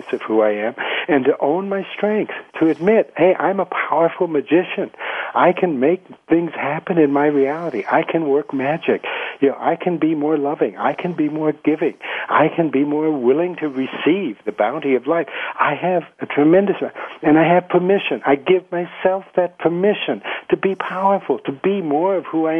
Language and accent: English; United States; moved away as an adult; now in Colombia; as an American